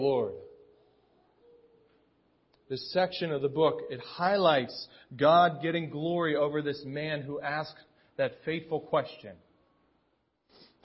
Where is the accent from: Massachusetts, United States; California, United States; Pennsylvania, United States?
Pennsylvania, United States; Pittsburgh; now in State College, United States; I'm from Pittsburgh.